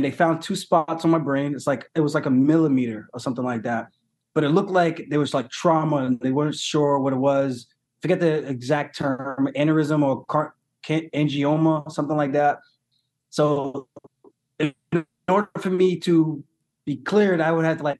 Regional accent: United States; born or raised there

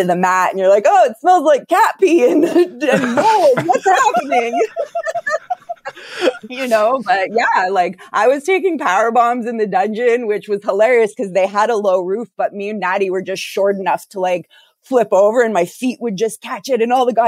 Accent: Calgary, Alberta, Canada; I was born in Calgary, Alberta

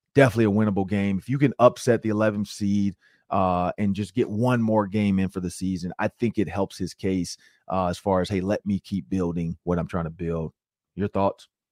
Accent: Detroit, Michigan, United States; moved away; I'm from Detroit, Michigan.

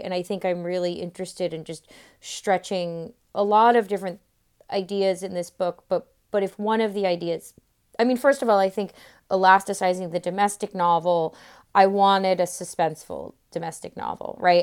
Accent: Florida, United States; I'm from Florida

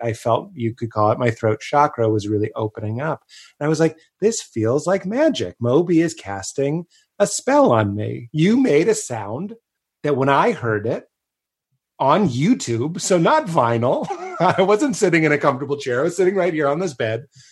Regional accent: Boston, Massachusetts, United States; me in Boston

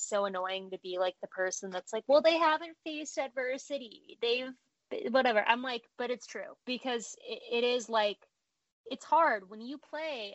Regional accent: St. Louis, Missouri, United States; moved away as an adult; I'm from St. Louis. That's how I become a Rams fan. Until last year, the first 24 years of my life, I lived in St. Louis.

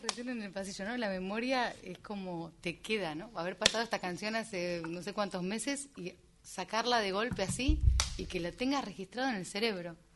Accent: Argentina; moved away as an adult; now in Madrid, Spain; estar viviendo fuera hace tantos años inevitablemente me vuelca la cabeza hacia como mi tierra

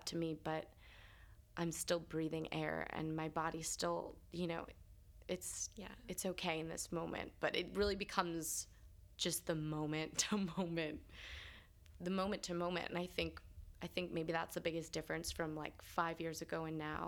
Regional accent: New York, United States; also born or lived in Los Angeles / Pittsburgh; I just remember being a little kid growing up here

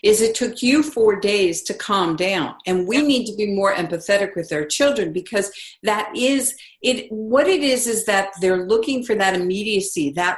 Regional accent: East Coast, United States; I grew up on the East Coast

